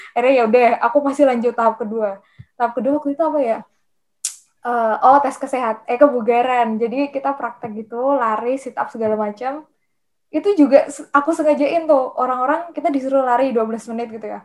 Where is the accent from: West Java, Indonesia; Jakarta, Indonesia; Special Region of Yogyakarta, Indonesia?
Special Region of Yogyakarta, Indonesia; Yogyakarta; aku nggak mau jadi anak rantau gitu aku kan orang Jogja pengennya udahlah kuliah di UGM aja gitu